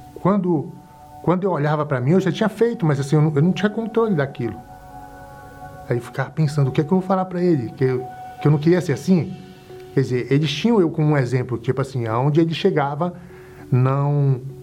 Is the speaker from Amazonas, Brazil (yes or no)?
no; Belém, Pará, Brazil; sou de Belém do Pará